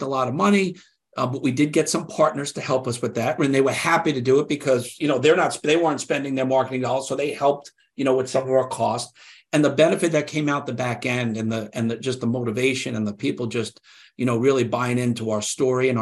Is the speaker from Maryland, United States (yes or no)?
no; New York, United States; I'm from New York. I grew up here